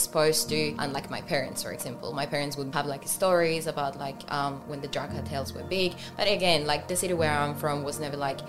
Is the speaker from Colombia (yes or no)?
yes; Pasto, Nariño, Colombia; English is a second language; moved away as an adult; now in Australia; I'm from Colombia. I'm from a city called Pasto.